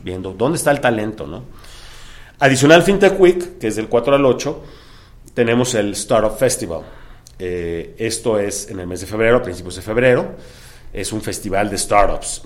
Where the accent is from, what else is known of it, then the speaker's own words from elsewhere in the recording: Mexico; moved away; also born or lived in Hong Kong; siendo mexicano